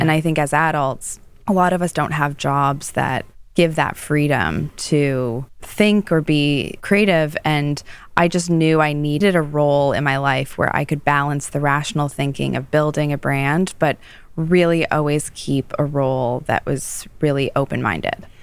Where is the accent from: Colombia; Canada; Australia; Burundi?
Canada; Toronto, Ontario; moved away as an adult; now in New York, United States; I grew up in Toronto